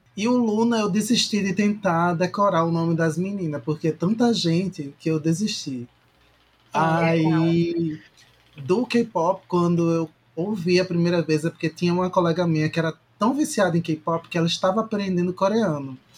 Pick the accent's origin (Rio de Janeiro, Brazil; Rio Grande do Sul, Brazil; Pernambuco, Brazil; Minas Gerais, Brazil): Pernambuco, Brazil; Recife; do meu local, do meu país de Recife